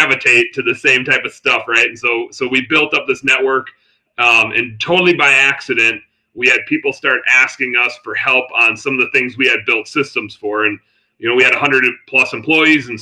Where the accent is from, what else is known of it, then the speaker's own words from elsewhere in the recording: Wisconsin, United States; I'm from Wisconsin